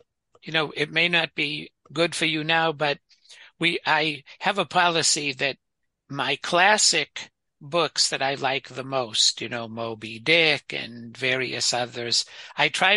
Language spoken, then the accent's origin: English; Boston, Massachusetts, United States; also born or lived in Cambridge, Massachusetts; I was born in Cambridge, Massachusetts in 1947. I grew up in Brighton, Massachusetts, went to the Boston Public Schools from 1953 to 1965